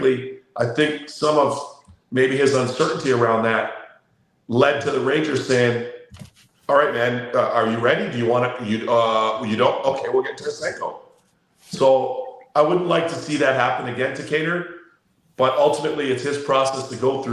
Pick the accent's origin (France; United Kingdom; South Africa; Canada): Canada; Toronto, Ontario; I'm from Toronto